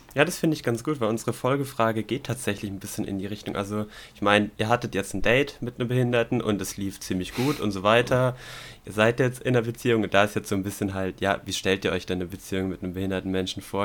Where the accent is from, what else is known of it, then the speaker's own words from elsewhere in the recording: Swabia, Germany; als Schwabe